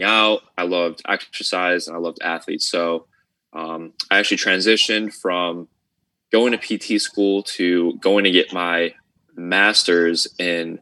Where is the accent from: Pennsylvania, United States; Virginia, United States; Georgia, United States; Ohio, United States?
Ohio, United States; I'm from the United States, so I'm from Ohio, so it's more up north